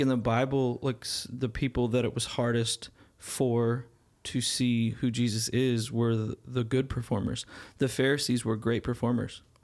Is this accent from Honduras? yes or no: no; Arizona, United States; moved away; growing up in Arizona